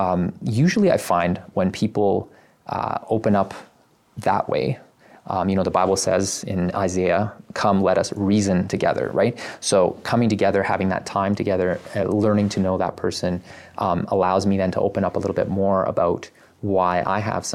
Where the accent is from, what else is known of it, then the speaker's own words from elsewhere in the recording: Canada; I was born in Canada. So I grew up here